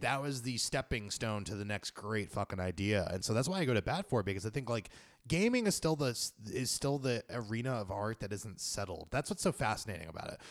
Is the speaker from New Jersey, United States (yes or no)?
no; New York, United States; I'm a New Yorker